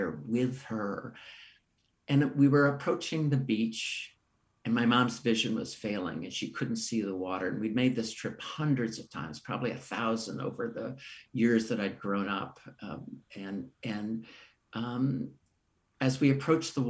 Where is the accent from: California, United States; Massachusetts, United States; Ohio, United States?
California, United States; Menlo Park; the house I grew up in Menlo Park, the house I returned to care for my mom in Menlo Park, California.